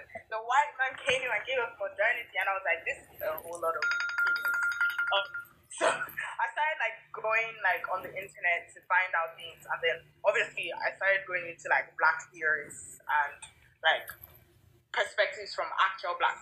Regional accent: Lagos, Nigeria; moved away; also born or lived in England; grew up in Lagos

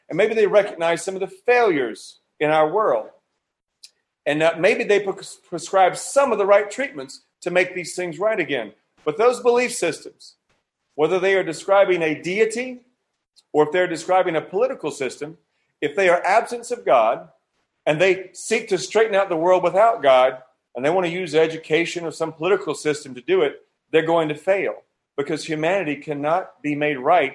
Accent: United States; moved away; I'm not from here. I was born in America

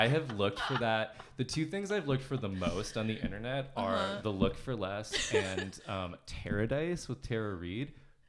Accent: United States; now in Canada; I'm from the States, so I don't know all the cultural references.

